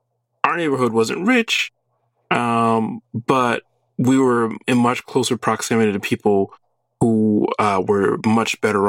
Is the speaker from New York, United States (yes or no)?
yes; Brooklyn, Long Island, New York, United States; moved away as an adult; now in Austin, United States; I grew up in Brooklyn, then we moved to the suburbs, of Long Island.